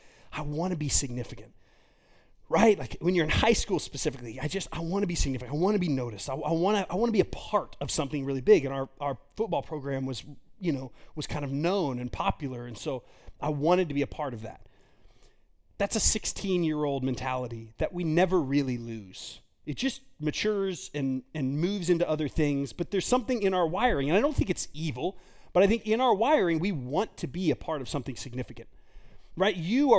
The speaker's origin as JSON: {"language": "English", "town": "Garland", "region": "Texas", "country": "United States", "tie": "born or raised there", "said": "I grew up in Garland, Texas."}